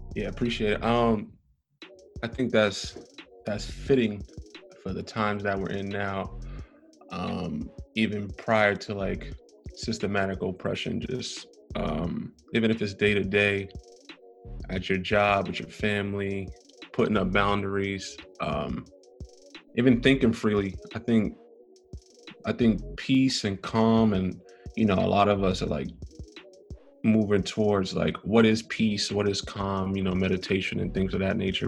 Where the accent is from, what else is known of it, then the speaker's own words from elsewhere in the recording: New York City, New York, United States; I'm from Brooklyn, New York, born and raised.